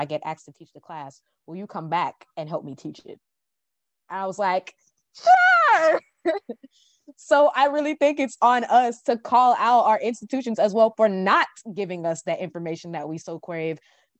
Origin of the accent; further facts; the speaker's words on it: Jamaica; hey, there's this Jamaican author, because I'm Jamaican.